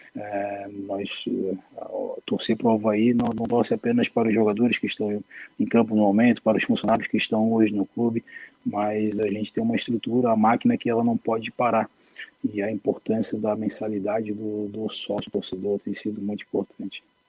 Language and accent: Portuguese; Florianópolis, Santa Catarina, Brazil; Sou, sou manezinho de Floripa, nascido e criado ali na região de Itacurubi